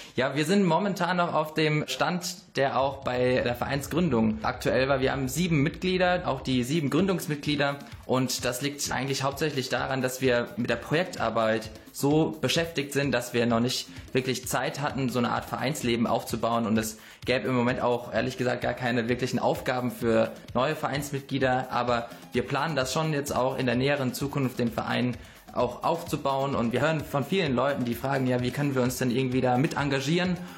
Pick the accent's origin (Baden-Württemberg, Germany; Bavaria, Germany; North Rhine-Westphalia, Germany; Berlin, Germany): Baden-Württemberg, Germany; Karlsruhe; ich komme aus Karlsruhe